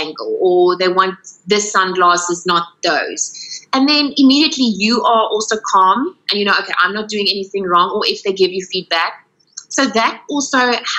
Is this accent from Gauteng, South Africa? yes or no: no; Paarl, Western Cape, South Africa; now in Cape Town, South Africa; but it's also my hometown, Pall.